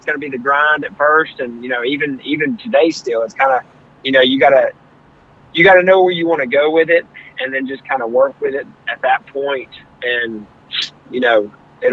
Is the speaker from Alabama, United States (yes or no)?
yes; Hoover, Alabama, United States; I'm from Hoover, Alabama, Birmingham, Alabama